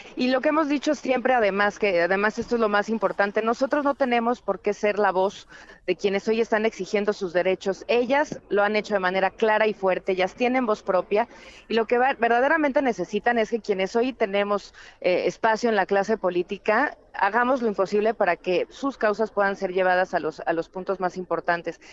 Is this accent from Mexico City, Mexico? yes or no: yes; Chilango, Mexico City, Mexico; los chilangos